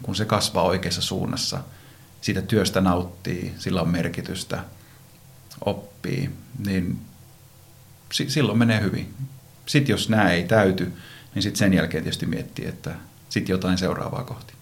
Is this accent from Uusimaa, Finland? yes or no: no; Iisalmi, North Savo, Finland; moved away as an adult; also born or lived in Vaasa; now in Helsinki metropolitan area, Finland; Vaasassa synnyin ja tuolla Savossa Iisalmessa nuoruuteni elin